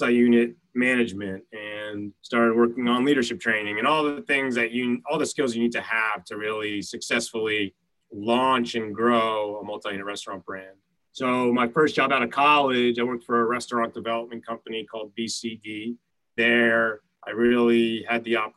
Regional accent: Montclair, New Jersey, United States; also born or lived in New York City; now in New York, United States; I grew up in Montclair, New Jersey

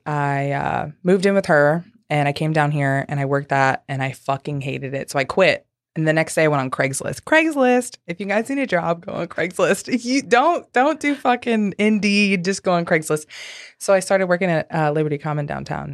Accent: St. Louis, Missouri, United States; now in Nashville, United States; I'm from Saint Louis

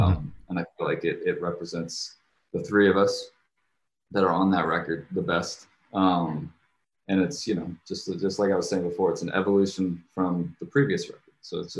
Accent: Jakarta, Indonesia; I guess I grew up overseas. I grew up in Indonesia, and I lived in Jakarta, Indonesia.

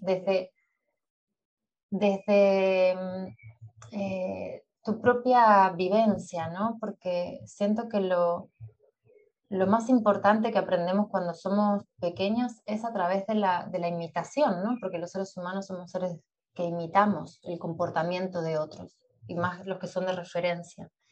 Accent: Montevideo, Uruguay; also born or lived in Buenos Aires, Argentina; yo nací en Buenos Aires, pero cuando tenía seis, a punto de cumplir siete años, eh, con mi familia, con mi madre y mi hermano, nos mudamos a Uruguay, a Montevideo.

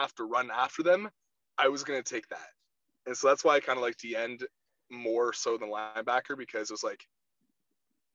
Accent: Charing Cross, Ontario, Canada; also born or lived in Chatham, Ontario / Blenheim, Ontario / Rockwood, Ontario; I grew up in Charing Cross

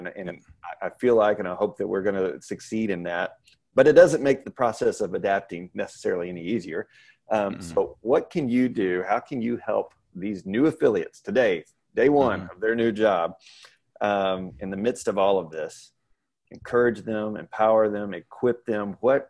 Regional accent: Kentucky, United States; now in Texas, United States; I was born and raised in Kentucky. I've been here since 95, so I'm full Texan now

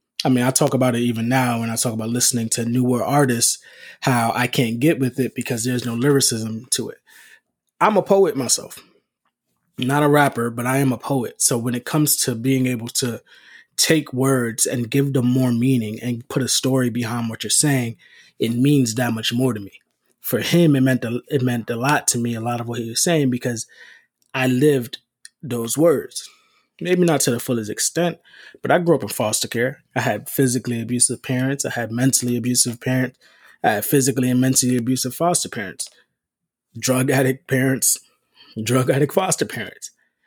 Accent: New York City, New York, United States; born and raised in the Bronx

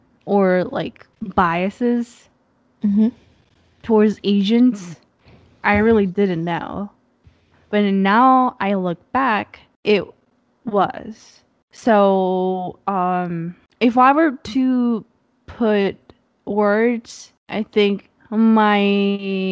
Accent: Japan; English is a second language; moved away as an adult; now in United States; I came to the States after I was born and raised for 18 years in Japan, came to the US

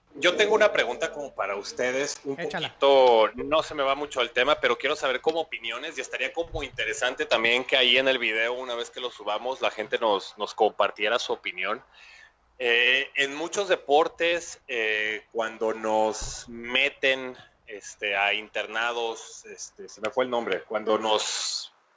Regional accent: Mexico; somos mexicanos al final de cuentas

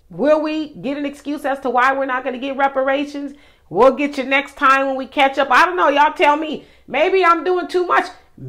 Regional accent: California, United States; because I'm a Californian, should receive about $223,000

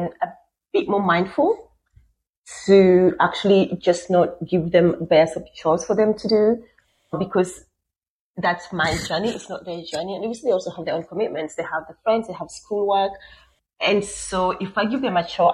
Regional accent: Siaya, Siaya County, Kenya; also born or lived in Nairobi, Kenya; now in Australia; I'm originally from Kenya, from a small town called Siaya in the west part of Kenya. So I grew up in a bit of Siaya, a bit in Nairobi, which is a capital

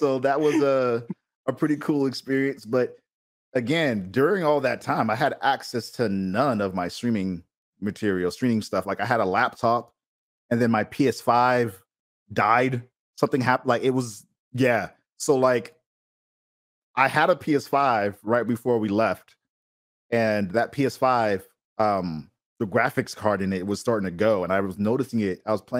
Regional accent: Boston, Massachusetts, United States; now in California, United States; So I'm from Boston. I moved out to California for my wife's work.

